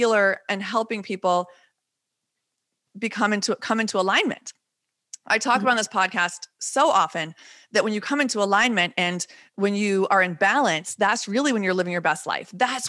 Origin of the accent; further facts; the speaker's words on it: Texas, United States; also born or lived in Wisconsin; I always say I'm either from Texas or Wisconsin, half and half. But coming from Texas, we went to Mexico all the time for holidays.